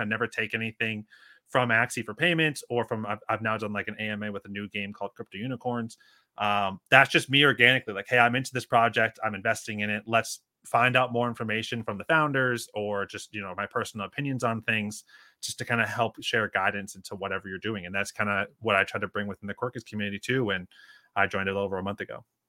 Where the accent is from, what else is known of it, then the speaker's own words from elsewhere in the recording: Northeast, United States; moved away as an adult; also born or lived in Northwest Arkansas; now in Arkansas, United States; from the Northeast originally